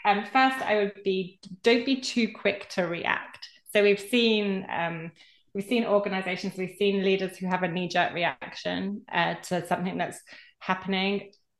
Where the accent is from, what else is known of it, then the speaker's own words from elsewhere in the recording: United Kingdom; So particularly can say that being a Brit, but you're not an island